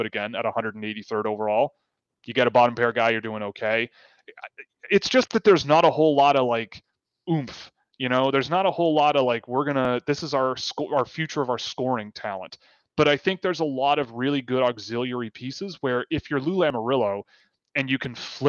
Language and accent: English; Canada; I'm a Canadian.